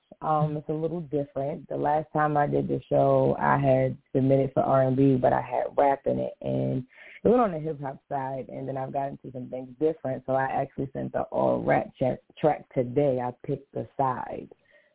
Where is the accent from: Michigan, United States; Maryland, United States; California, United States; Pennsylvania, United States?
Maryland, United States; Baltimore; I'm from Baltimore.